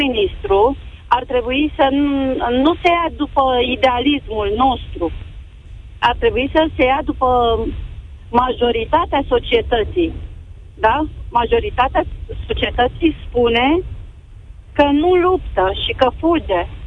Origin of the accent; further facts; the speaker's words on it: Romania; sunt româncă